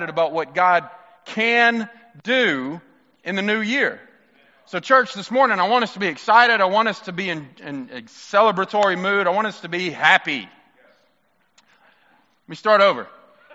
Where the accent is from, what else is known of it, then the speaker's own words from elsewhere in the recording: Mississippi, United States; I'm from Mississippi